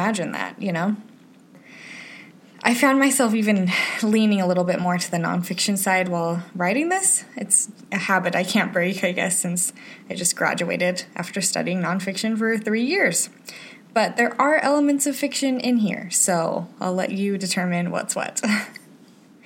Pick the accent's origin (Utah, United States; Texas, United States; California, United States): Utah, United States; moved away; my childhood in Utah